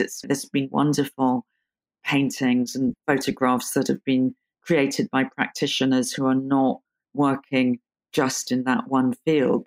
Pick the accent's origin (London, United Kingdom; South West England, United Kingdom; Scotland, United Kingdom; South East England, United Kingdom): London, United Kingdom; I was born in London and grew up in, in London